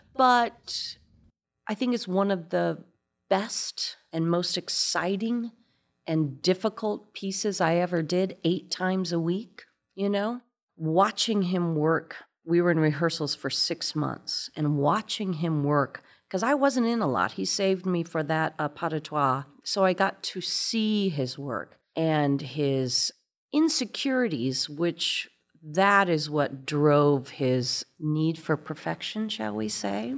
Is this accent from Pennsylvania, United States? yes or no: no; Fort Wayne, Indiana, United States; moved away; I'm from Fort Wayne, Indiana, and this very ballet school